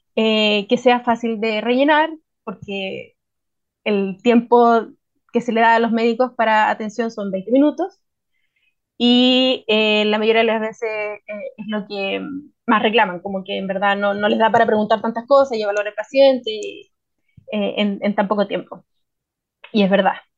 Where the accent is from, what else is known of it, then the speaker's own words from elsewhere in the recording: Santiago, Santiago Metropolitan Region, Chile; moved away as an adult; now in Ancud, Chile; a mí me cachan al tiro que vengo de Santiago